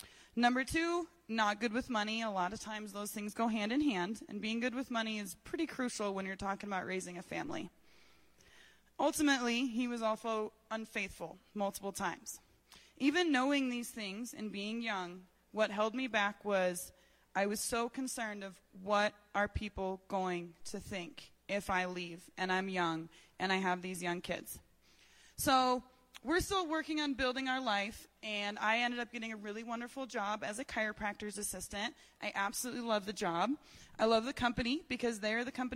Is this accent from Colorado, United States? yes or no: yes; Colorado Springs, Colorado, United States; I was born here in Colorado Springs.